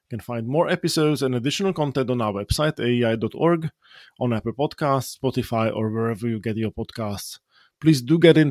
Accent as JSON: {"language": "English", "country": "Slovakia", "tie": "born or raised there", "said": "somebody who was born and brought up in Slovakia"}